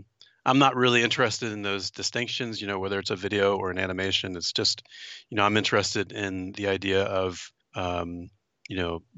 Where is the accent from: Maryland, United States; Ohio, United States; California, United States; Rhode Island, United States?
Maryland, United States; and I was born and raised in Maryland, right in the middle of the state, and kind of a very typical suburban small town.